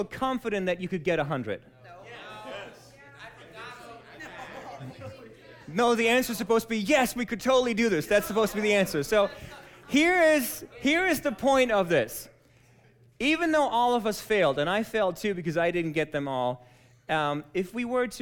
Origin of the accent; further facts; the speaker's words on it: Germany; moved away as an adult; now in United States; I was born and raised in Germany